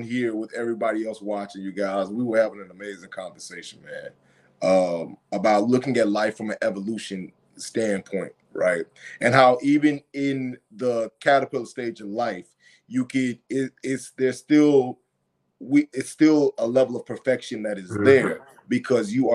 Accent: Texas, United States; I'm from Texas

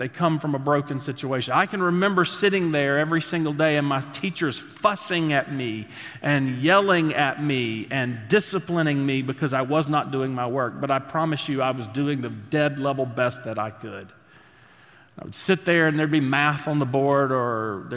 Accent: Statesville, North Carolina, United States; we grew up there in Statesville.

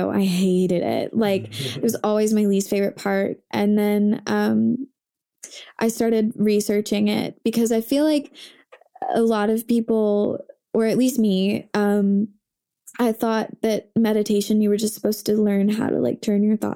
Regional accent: Coral Springs, Florida, United States; born there; I was born in Coral Springs, Florida

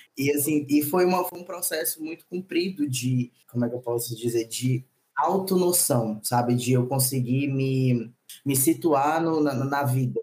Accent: Maranhão, Brazil; also born or lived in São Luís / Brasília / Belo Horizonte / São Paulo; Eu sou nordestino, nascido e criado

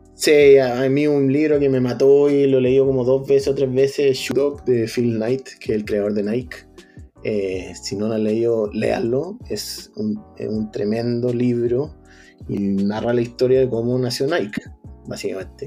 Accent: Chile; moved away as an adult; now in California, United States; tenemos un país maravilloso que es para disfrutarlo, Chile

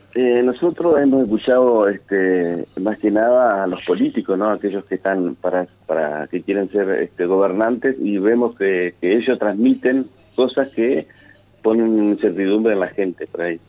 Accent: Alcaraz, Entre Ríos, Argentina; yo pertenezco, soy de Alcaraz

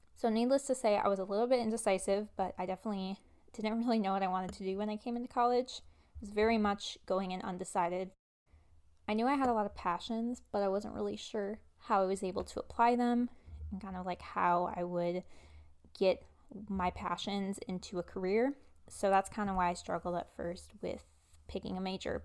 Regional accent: Wisconsin, United States; I am based in Wisconsin, so I went to college in my home state

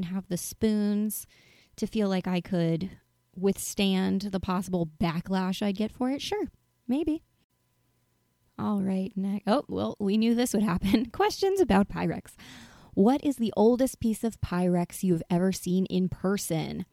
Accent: North Carolina, United States; moved away; I'm originally from North Carolina

